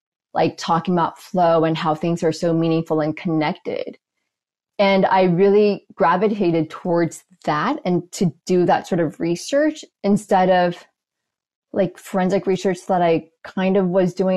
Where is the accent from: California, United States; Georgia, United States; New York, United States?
California, United States; Los Angeles; we grew up going to church, Presbyterian church in Los Angeles